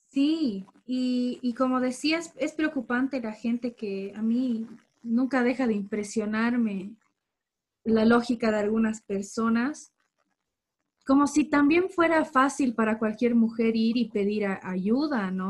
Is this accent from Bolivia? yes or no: yes; Bolivia; como bolivianos